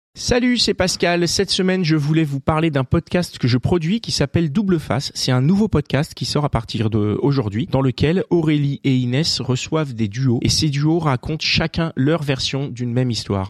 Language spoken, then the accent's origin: French; south of France, France; moved away as an adult; also born or lived in Montpellier; now in Paris, France; je venais du, sud de la France. J'avais fini mes études à Montpellier